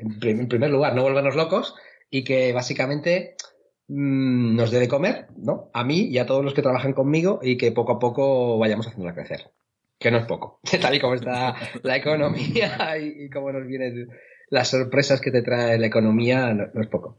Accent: Chinchilla de Montearagón, Castilla-La Mancha, Spain; moved away as an adult; now in Seville, Spain; mi pueblo eh, de, La Mancha, que se llama Chinchilla de Aragón, en la provincia de Albacete.

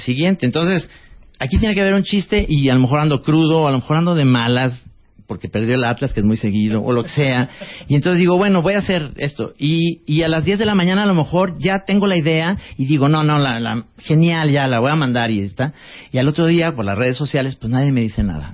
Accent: Guadalajara, Jalisco, Mexico; estudié en una escuela que era como un campo de concentración nazi con las Michelle en Guadalajara

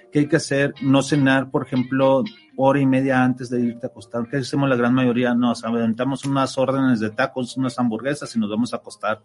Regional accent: Mexico; nosotros como ciudadanos, como mexicanos

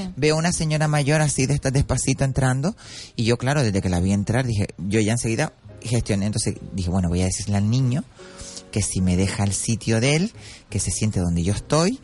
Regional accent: Arinaga, Canary Islands, Spain; mi pueblo, Arinaga

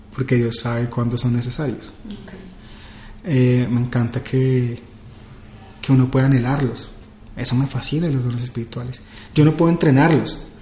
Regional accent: Villavicencio, Meta, Colombia; now in Bogotá, Colombia; soy de Villavicencio

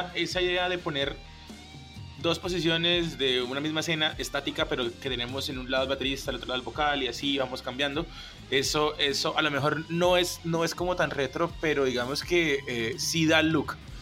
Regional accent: Cúcuta, Norte de Santander, Colombia; now in Bogotá, Colombia; Yo soy de Cúcuta

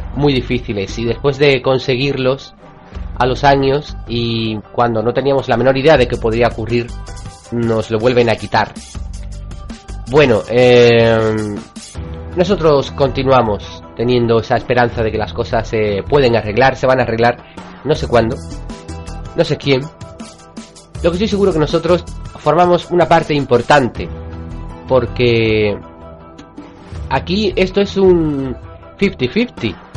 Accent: Cádiz, Andalusia, Spain; yo soy gaditano, soy de allí, soy de Cádiz

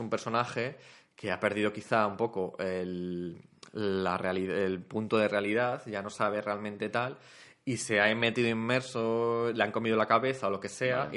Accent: Spain; esos éramos nosotros, o sea, esa era la socie-, la sociedad española hace veinticinco años

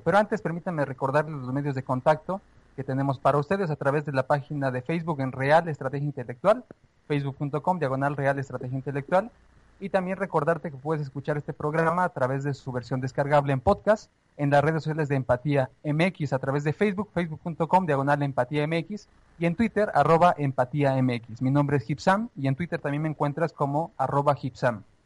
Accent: Mexico; como mexicanos

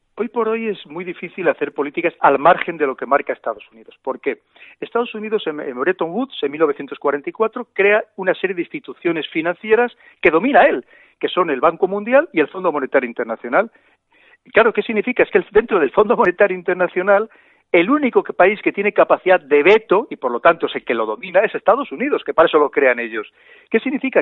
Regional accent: Spain; como somos los españoles

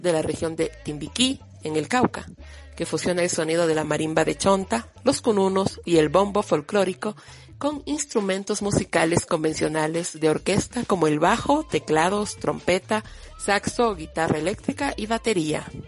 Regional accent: Ecuador; soy una mujer ecuatoriana que se autorreconoce como negra

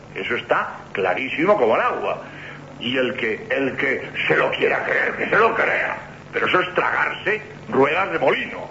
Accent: Madrid, Community of Madrid, Spain; moved away as an adult; also born or lived in Barcelona / Seville / Granada; now in Cádiz, Spain; yo he nacido en Barcelona, mi juventud la he pasado en Madrid

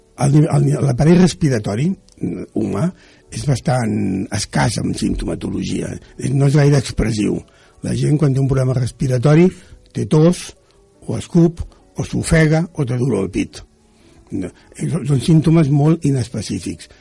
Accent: Barcelona, Catalonia, Spain; also born or lived in Cerdanyola del Vallès; jo vaig, vaig néixer a Sants, a Barcelona

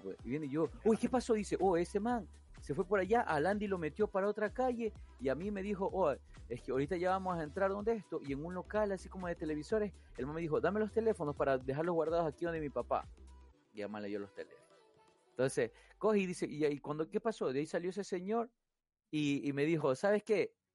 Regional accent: Guayaquil, Guayas, Ecuador; fui criado en Guayaquil

